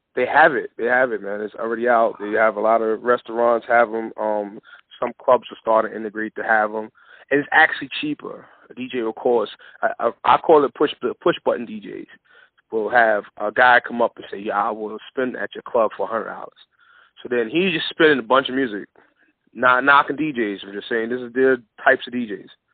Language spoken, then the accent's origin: English; New York City, New York, United States; growing up in the Bronx